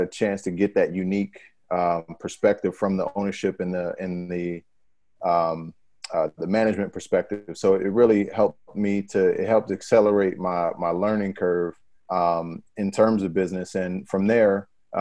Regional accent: Pennsylvania, United States; born or raised there; moved away; also born or lived in New Orleans

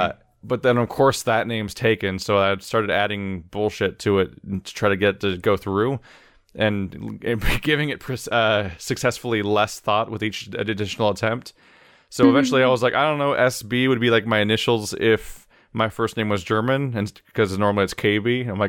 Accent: Argentina; By the way, I'm from Argentina.

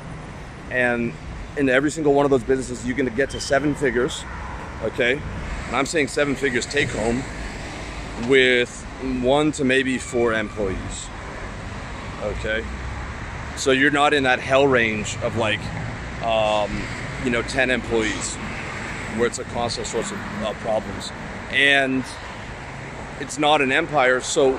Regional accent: Canada; also born or lived in Thailand; now in Eastern Europe; I'm from Canada.

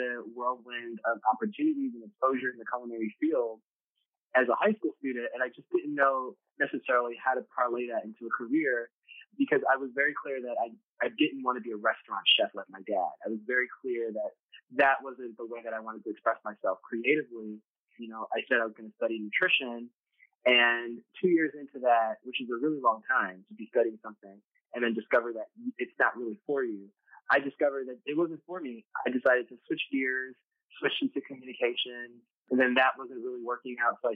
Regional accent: New York City, New York, United States; growing up in New York City

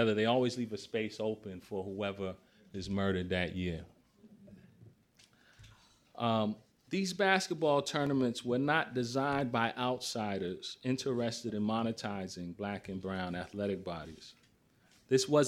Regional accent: Boston, Massachusetts, United States; growing up in Roxbury, inner city Boston

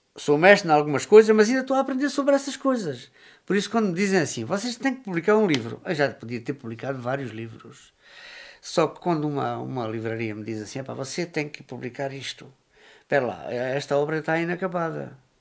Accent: São Pedro do Corval, Alentejo, Portugal; nascido e criado aqui em São Pedro do Corval

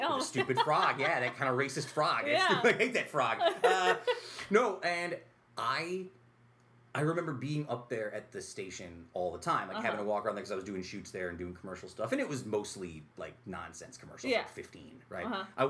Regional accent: Utica, New York, United States; also born or lived in Brooklyn; I love South Utica. I grew up on Ballantyne Bray in South Utica.

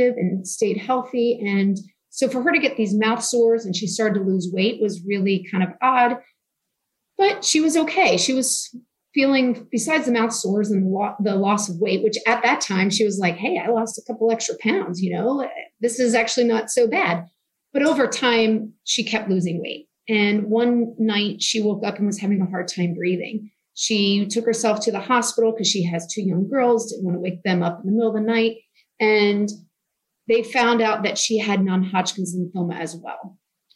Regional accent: Newtown Square, Pennsylvania, United States; now in Texas, United States; I grew up outside of Philadelphia, like I said, kind of near Villanova University in Newtown Square, Pennsylvania.

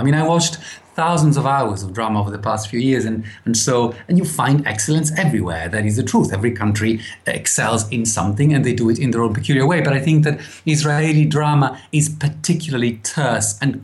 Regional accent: Italy; moved away as an adult; now in United Kingdom; I was raised in Italy for the first 20-something years of my life

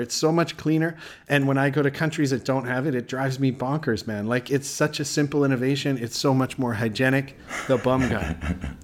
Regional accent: Canada; moved away; I'm from Canada

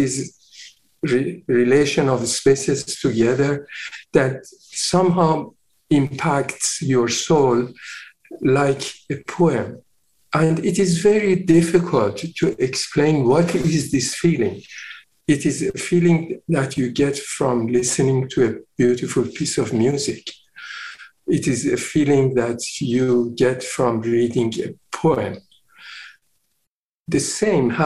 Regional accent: Iran; moved away as an adult; also born or lived in London; now in Vancouver, Canada; I was born in Iran, and I started my practice when I was 24 years old

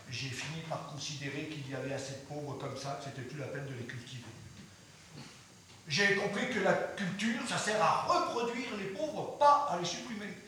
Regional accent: France; j'ai cessé de croire à cette chose qu'on appelle chez nous, en France, la démocratie culturelle.

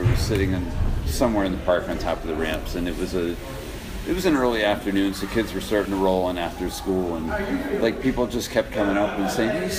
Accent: Connecticut, United States; I'm from Connecticut, so I'm 8 hours from here.

